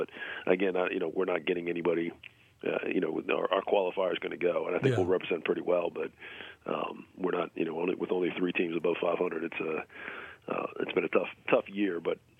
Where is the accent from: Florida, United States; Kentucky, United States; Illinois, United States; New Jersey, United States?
New Jersey, United States; now in Texas, United States; grew up on the East Coast, it's about a 4.5-hour drive from here to Letourneau. And, you know, where I grew up in New Jersey, that's 4 states.